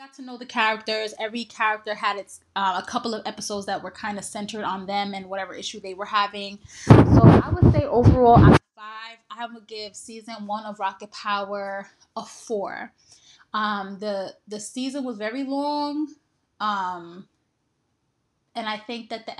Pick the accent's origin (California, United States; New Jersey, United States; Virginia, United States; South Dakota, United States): New Jersey, United States; an East Coast child who was born and raised in New Jersey.